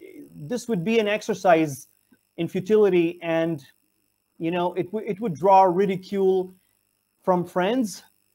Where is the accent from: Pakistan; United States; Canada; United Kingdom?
Pakistan